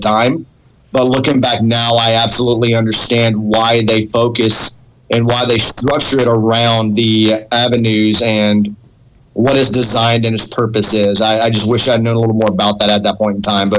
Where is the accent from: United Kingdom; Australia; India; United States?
United States; Angleton, Texas; I grew up in a small town about an hour south of Houston, Texas, called Angleton Lake Jackson.